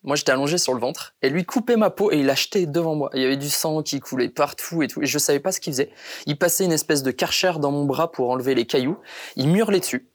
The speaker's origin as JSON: {"language": "French", "town": "Béthune", "region": "Hauts-de-France", "country": "France", "tie": "born or raised there", "also_born_or_lived": "Brisbane, Australia", "said": "ramener cette victoire à Béthune, au final, c'était une, euh, une médaille que j'avais envie de partager avec avec tous les gens qui ont partagé mon enfance"}